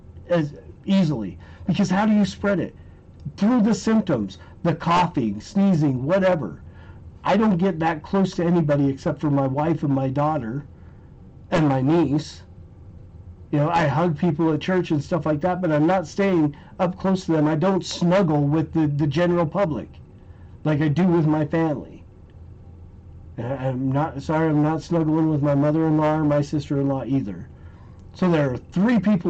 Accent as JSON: {"language": "English", "country": "United States", "said": "we as the American people"}